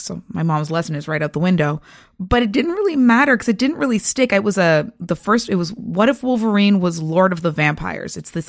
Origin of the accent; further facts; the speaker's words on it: Toronto, Ontario, Canada; Well, I'm a Toronto girl, born and bred, and I've been reading comics since I was about 7 years old